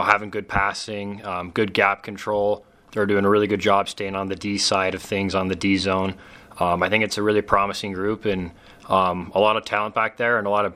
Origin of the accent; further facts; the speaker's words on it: Maverik Center area, Utah, United States; my hometown team